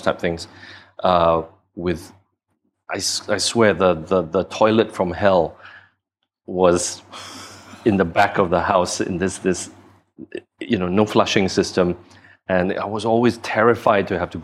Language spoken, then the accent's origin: English; Singapore; I moved to Singapore. And then I spent the rest of my time growing up in Singapore.